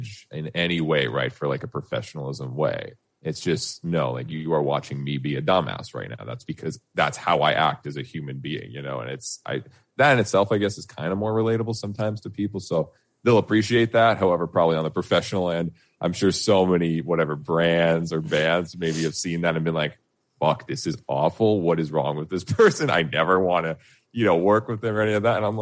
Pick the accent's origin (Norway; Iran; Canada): Canada; I'm Canadian as fuck because I was born here